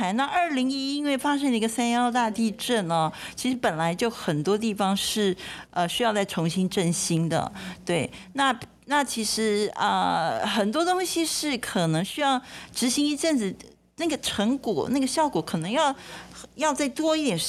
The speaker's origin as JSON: {"language": "Chinese", "country": "Taiwan", "said": "那这是我们台湾人的看法。"}